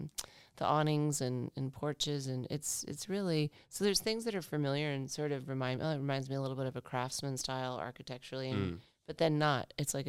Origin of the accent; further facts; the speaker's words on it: Arizona, United States; now in Perth, Australia; but I grew up in Arizona, which is similar. In climate to Perth